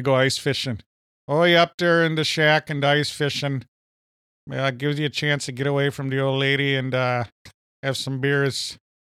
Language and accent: English; Minnesota, United States; accent: Minnesota; my Minnesota accent